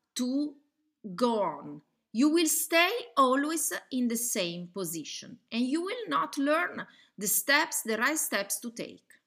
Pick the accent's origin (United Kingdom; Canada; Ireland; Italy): Italy; accent: Italian; English is a second language; I'm Italian. You probably can hear from my accent.